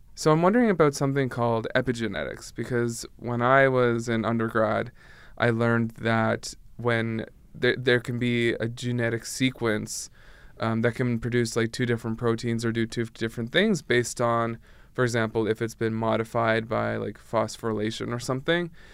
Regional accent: Canada; I'm from Canada

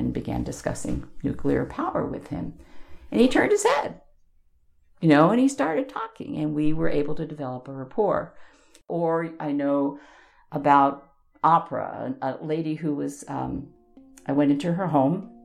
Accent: Long Island, New York, United States; moved away; also born or lived in Corvallis, Oregon; When I was growing up on Long Island

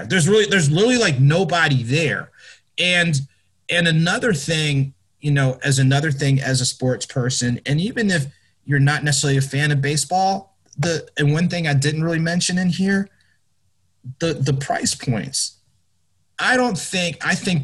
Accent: New Jersey, United States; I grew up in Jersey

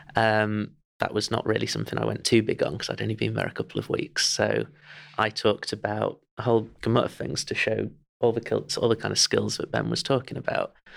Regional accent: Chesterfield, East Midlands, United Kingdom; I'm from Chesterfield

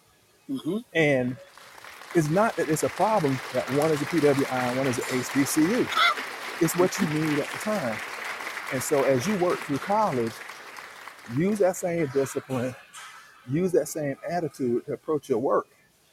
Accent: the South, United States; growing up in the South, football is king, right?

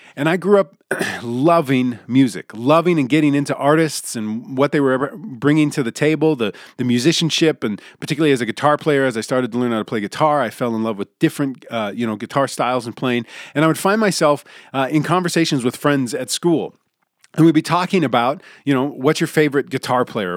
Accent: United States; if you grew up in the United States of America

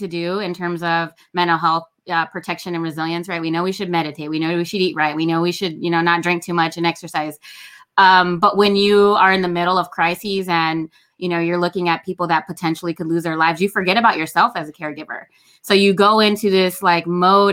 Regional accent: Los Angeles, California, United States; I grew up in Los Angeles as a foster kid

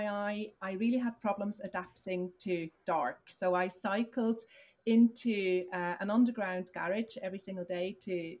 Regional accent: Switzerland; moved away as an adult; now in Dublin, Ireland; I'm originally from Switzerland. I moved across, 16 years ago

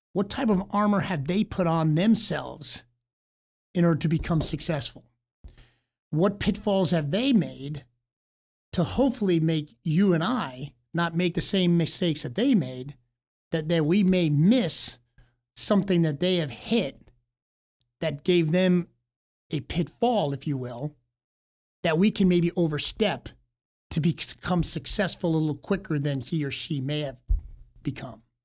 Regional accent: East Coast, United States; growing up on the East Coast

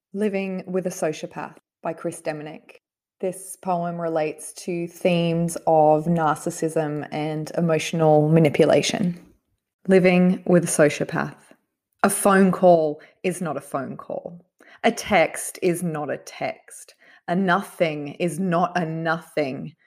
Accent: Myanmar; first language Burmese; English is a second language; moved away as an adult; I'm originally from Burma, and my whole life until I was 24, I have spoken primarily Burmese.

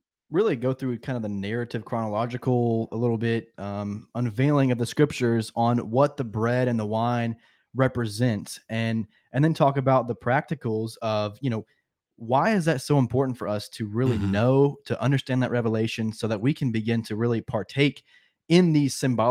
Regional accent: the Deep South, United States; I'm from the South.

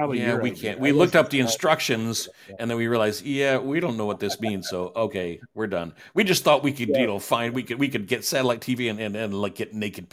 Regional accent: Detroit, Michigan, United States; we're a beautiful people, you know, up in the Detroit area people, you know. We're full of love.

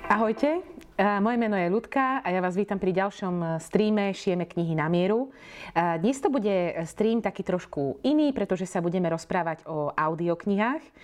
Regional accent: eastern Slovakia, Slovakia; Ja sama pochádzam z dediny e, z východného Slovenska

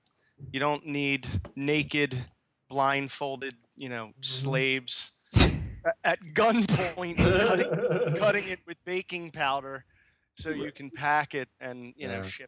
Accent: Pennsylvania, United States; now in Florida, United States; my home state of Pennsylvania

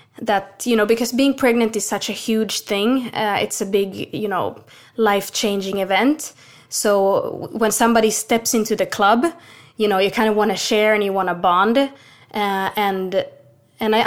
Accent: Finland; now in Sweden; I'm born and raised in Finland

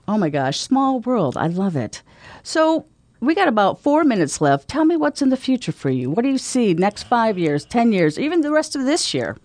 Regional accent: Omaha, Nebraska, United States; I'm from Omaha.

